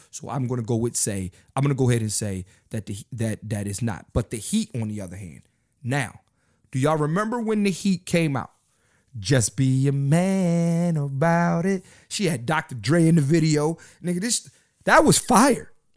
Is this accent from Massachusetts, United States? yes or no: no; Philadelphia, Pennsylvania, United States; I'm from Philly. I live in Philly